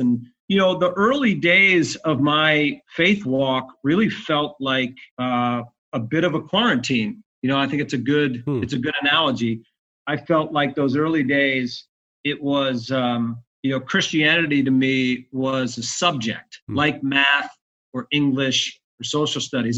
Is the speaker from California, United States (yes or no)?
no; Bayonne, New Jersey, United States; moved away as an adult; now in Atlanta, United States; I was born in New Jersey